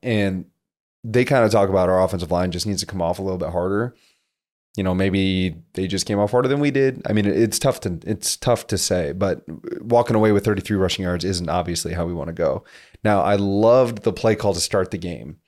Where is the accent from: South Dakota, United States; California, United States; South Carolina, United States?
South Dakota, United States; moved away; feel like I've come from a small town, so I'm from South Dakota